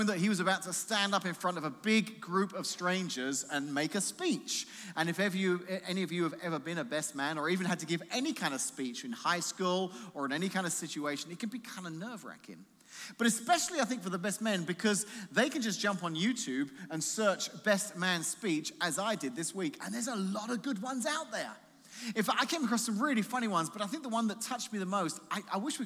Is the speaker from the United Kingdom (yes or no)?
yes; England, United Kingdom; moved away; being English